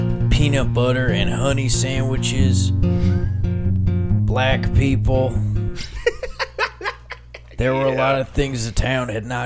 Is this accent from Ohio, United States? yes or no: no; Texas, United States; we grew up outside Abilene. I really should be able to remember the town, but I can't.